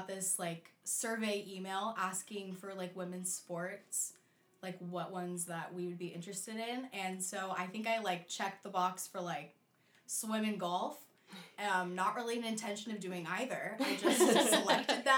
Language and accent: English; Orange County, California, United States; I am from Orange County, California